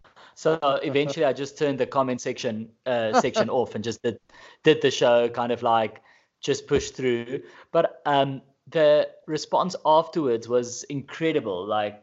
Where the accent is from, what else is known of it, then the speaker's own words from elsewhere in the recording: South Africa; first language Afrikaans; English is a second language; My first one was in Afrikaans, which is my mother tongue.